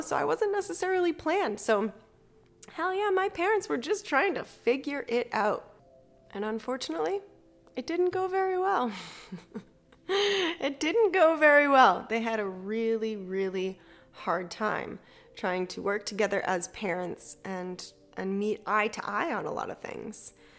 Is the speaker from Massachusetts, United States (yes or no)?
yes; Massachusetts, United States; also born or lived in Salem, Massachusetts; I grew up in Massachusetts